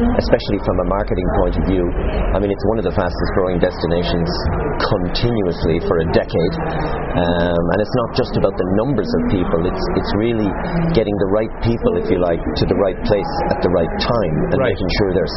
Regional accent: Galway, Connacht, Ireland; I'm from Galway, as you said, and I did actually engineering in Galway

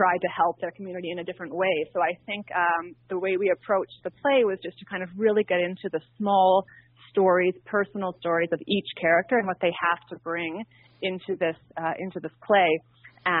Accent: near Ottawa, Ontario, Canada; moved away; I'm actually originally from Ottawa, close to Ottawa, in a small farming community outside of the city

